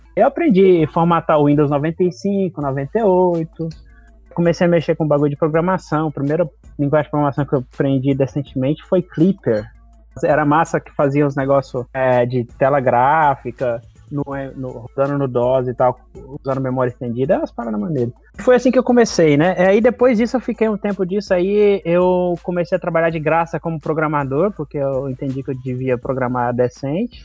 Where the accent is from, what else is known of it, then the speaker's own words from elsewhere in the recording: Brazil; moved away as an adult; eu saí do Brasil sem falar inglês